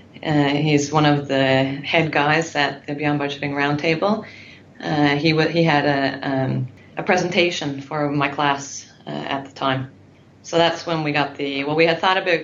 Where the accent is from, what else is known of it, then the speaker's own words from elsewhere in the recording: Newfoundland and Labrador, Canada; moved away as an adult; now in Norway; I'm from Newfoundland in Canada, and I've lived in Norway for 13 years, so my English is a little bit rusty.